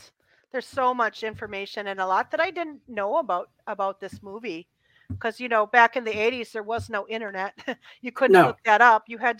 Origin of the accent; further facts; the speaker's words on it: Midwest, United States; I'm from the Midwest, so I know how to say all the words, all of the names of cities.